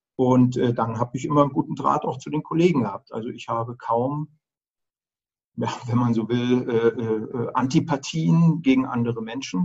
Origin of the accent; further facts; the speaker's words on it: Germany; Also ich bin ja in der DDR groß geworden